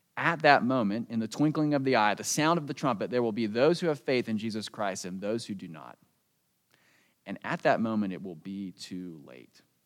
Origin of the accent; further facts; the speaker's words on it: United States; moved away; I grew up on the East Coast, right outside Washington, D.C.